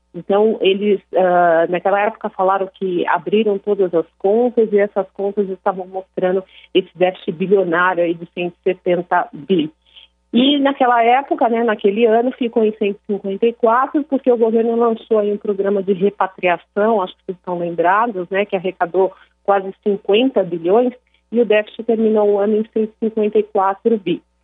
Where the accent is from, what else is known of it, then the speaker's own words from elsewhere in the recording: São Paulo, Brazil; also born or lived in Brasília; eu sou de São Paulo